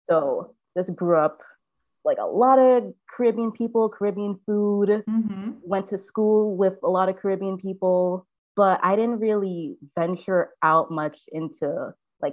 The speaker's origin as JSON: {"language": "English", "town": "New York City", "region": "New York", "country": "United States", "tie": "born or raised there", "said": "I was born and raised in Brooklyn, specifically in Flatlands"}